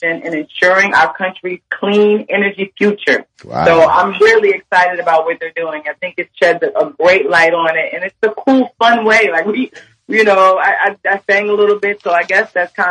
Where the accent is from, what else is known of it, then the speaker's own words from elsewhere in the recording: New Jersey, United States; I'm from Jersey, which is right there by New York